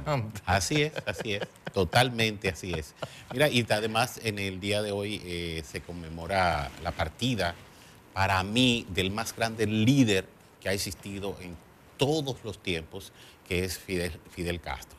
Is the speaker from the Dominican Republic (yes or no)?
yes; Dominican Republic; nosotros los dominicanos